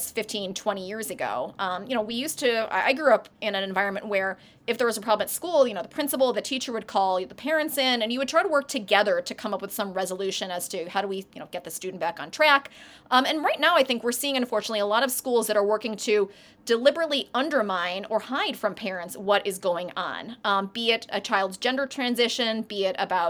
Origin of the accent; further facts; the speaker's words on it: Chicago, Illinois, United States; now in Northern Virginia, United States; I'm from Chicago originally